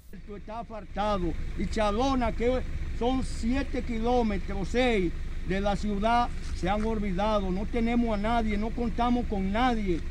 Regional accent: Dominican Republic; nosotros somos dominicanos y pagamos impuestos

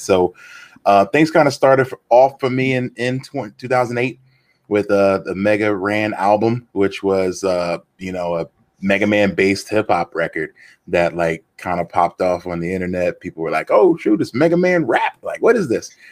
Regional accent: Philadelphia, Pennsylvania, United States; growing up in Philly

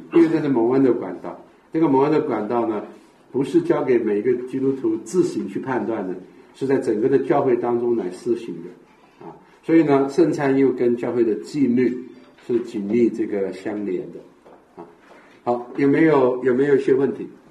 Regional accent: Sichuan, China; 特别我们四川人

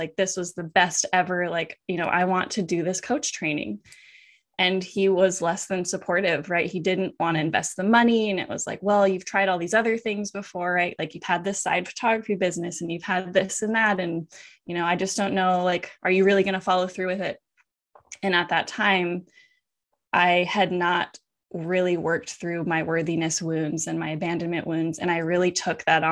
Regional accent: Washington, United States; moved away as an adult; also born or lived in Hawaii; I moved from Hawaii back to Washington where I grew up.

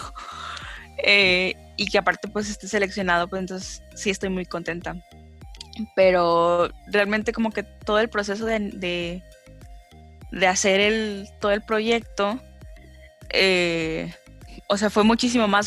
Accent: Gómez Palacio, Durango, Mexico; also born or lived in Torreón; yo soy de Gómez. Eh, y he vivido toda mi vida en Gómez

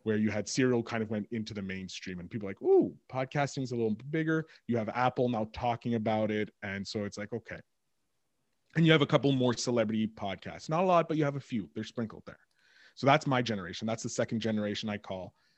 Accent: Montreal, Quebec, Canada; I'm from Montreal

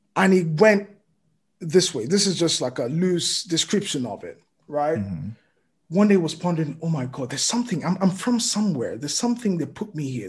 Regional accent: Lagos, Nigeria; moved away as an adult; also born or lived in Djibouti / Ibadan, Nigeria; I lived in Lagos literally, you know, all my life

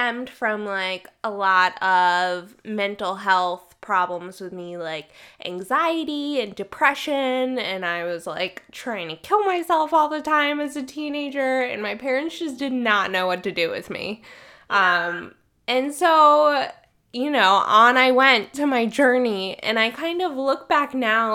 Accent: Maryland, United States; I'm from the East Coast, I'm from Maryland, like really close to Washington, D.C.

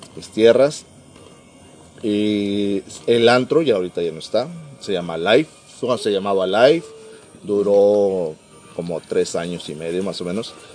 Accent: Mexico City, Mexico; also born or lived in Tampico, Tamaulipas; now in Mexicali, Mexico; Soy originario de la Ciudad de México, del CDMX, pero por muchos años estuve en Tampico, Tamaulipas

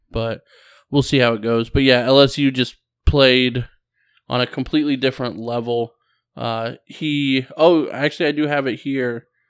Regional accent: Ohio, United States; we're both from Ohio

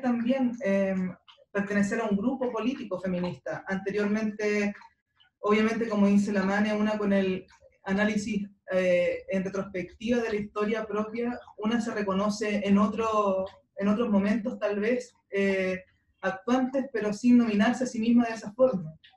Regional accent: Talcahuano, Biobío, Chile; moved away as an adult; yo soy de Talcahuano, eh, estaba viviendo ahí hasta el año 2014, final de 2014.

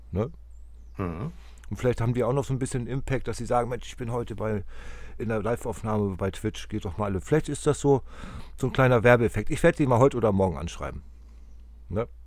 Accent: Hamburg, Germany; der ist Werder-Fan, ich bin Hamburger

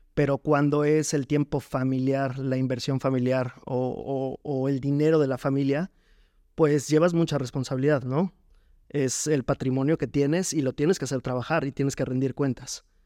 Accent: Jarocho, Veracruz, Mexico; now in Puebla, Mexico; somos, somos jarochos

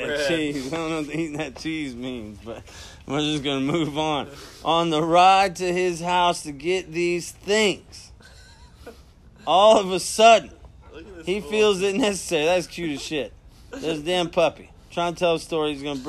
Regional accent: Mississippi, United States; I'm from Mississippi. And I was a crazy white guy at one point hanging out with you.

